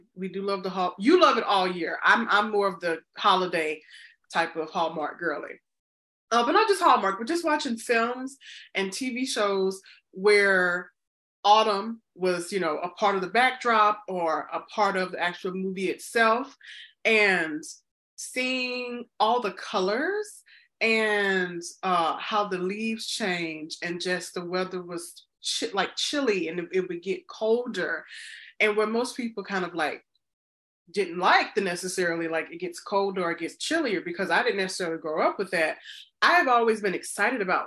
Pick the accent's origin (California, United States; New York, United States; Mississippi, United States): Mississippi, United States; moved away; growing up in the South and Mississippi, we don't really have autumn, winter down there